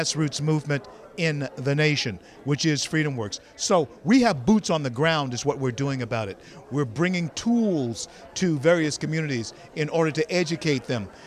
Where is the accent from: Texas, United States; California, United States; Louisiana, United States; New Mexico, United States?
Louisiana, United States; Shreveport; I grew up in Shreveport, Louisiana